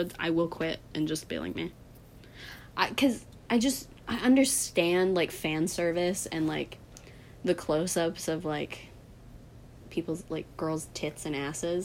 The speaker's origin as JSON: {"language": "English", "country": "United States", "said": "I'm American"}